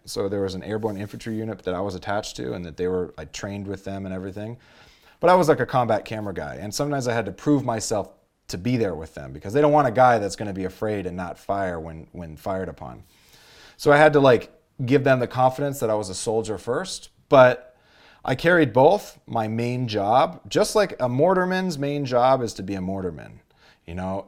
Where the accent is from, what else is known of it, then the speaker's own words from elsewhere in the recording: Los Angeles, California, United States; I grew up in Los Angeles, the San Fernando Valley.